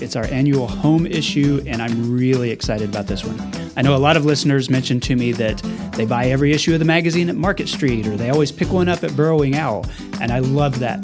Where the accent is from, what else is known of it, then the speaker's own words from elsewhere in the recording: Canyon, Texas, United States; I'm from Canyon